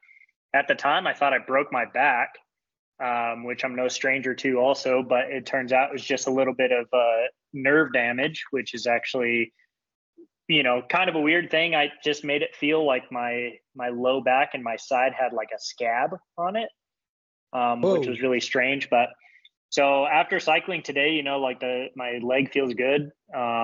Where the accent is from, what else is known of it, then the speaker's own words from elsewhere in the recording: St. George, Utah, United States; St. George as much as possible because it's my hometown